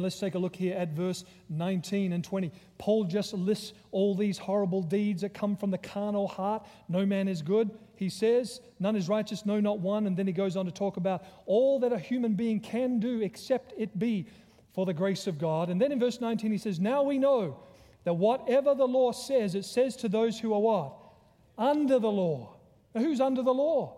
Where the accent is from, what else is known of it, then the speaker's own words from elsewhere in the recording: Australia; also born or lived in Virginia; now in United States; I'm originally from Australia, because he recognized my accent